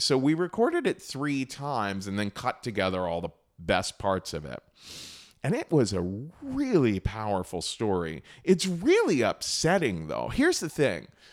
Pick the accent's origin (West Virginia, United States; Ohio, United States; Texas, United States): Ohio, United States; Cincinnati; moved away; I grew up in Cincinnati, Ohio, a pretty conservative Republican town in the Midwest